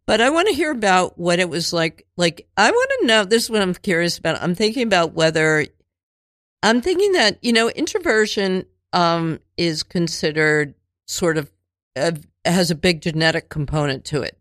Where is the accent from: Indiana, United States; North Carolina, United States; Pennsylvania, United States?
Pennsylvania, United States; Cheltenham; also born or lived in Linwood Gardens; eight to eighteen, I lived in Cheltenham, the suburbs